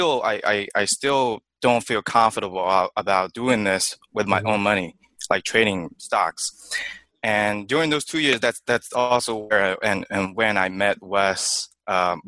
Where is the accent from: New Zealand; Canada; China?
China; moved away as an adult; now in United States; I was born and raised in China. So I spent first 22 years in China